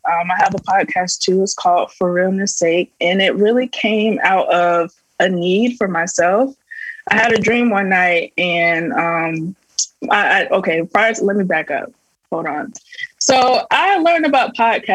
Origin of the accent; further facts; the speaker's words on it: Tampa, Florida, United States; I'm from Florida